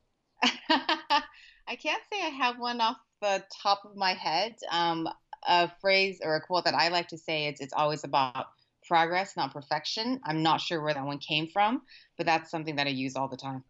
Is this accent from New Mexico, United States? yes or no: no; Orange County, Southern California, United States; moved away as an adult; also born or lived in Thailand; now in San Francisco, United States; I grew up in Orange County. Southern California